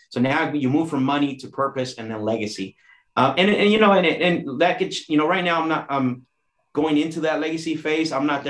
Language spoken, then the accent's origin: English; Mexico; born there; obviously I was born in Mexico, and most of my family, you know, are from Mexico.